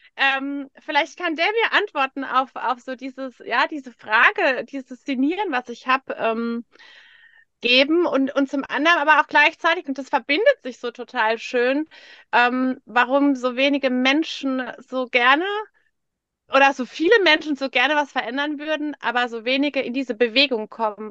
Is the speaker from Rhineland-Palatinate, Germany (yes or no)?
yes; Bad Bergzabern, Rhineland-Palatinate, Germany; moved away; im Ursprung bin ich so aus Bad Bergzabern